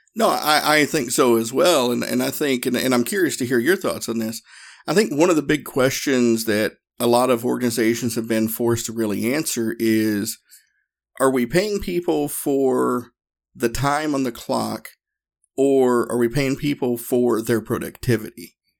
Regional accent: the South, United States; me and my, my training partner, partner at the time, we're both from the South

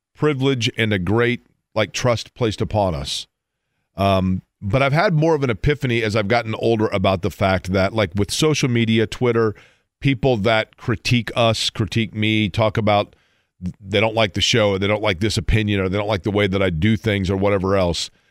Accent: Indiana, United States; I grew up in Bob Knights, Indiana

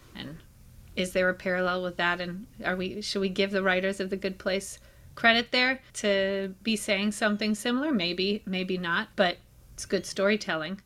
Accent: Israel; I was born in Israel

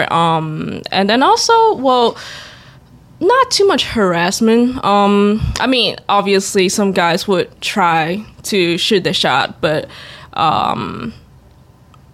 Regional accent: Macau; moved away as an adult; I'm born and raised in Macau

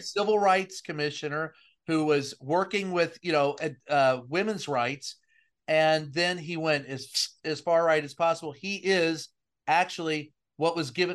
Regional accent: Louisville, Kentucky, United States; growing up in Louisville in the 70s

